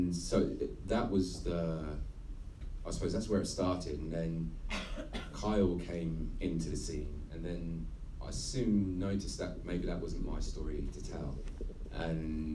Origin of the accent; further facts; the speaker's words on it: Havant, South East England, United Kingdom; I grew up in Leigh Park, and it was one of the biggest housing estates